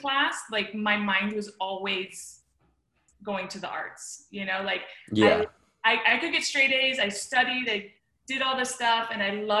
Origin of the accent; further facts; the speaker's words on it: the Florida Keys, United States; also born or lived in Miami, Florida; I was born in Miami, but I grew up in the Keys